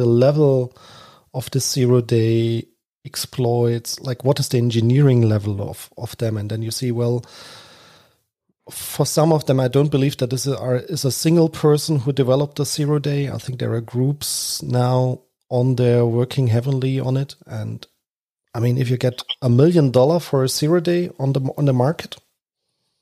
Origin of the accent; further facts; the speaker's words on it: Germany; As I'm German